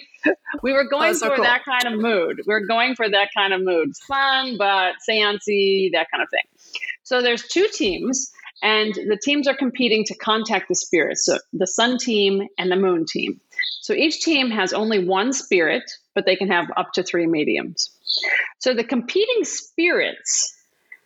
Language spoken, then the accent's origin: English; Wisconsin, United States; I'm from Wisconsin